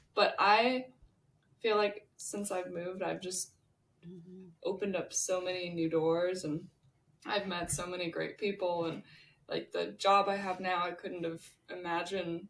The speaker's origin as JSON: {"language": "English", "town": "Santa Barbara", "region": "California", "country": "United States", "tie": "born or raised there", "said": "I was born in Santa Barbara"}